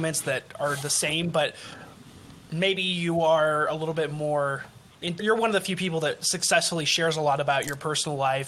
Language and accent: English; Utah, United States; I'm from Utah